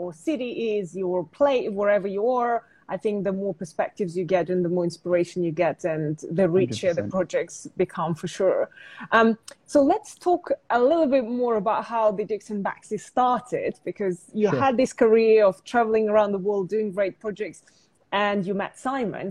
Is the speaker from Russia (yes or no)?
yes; Russia; I was born in Russia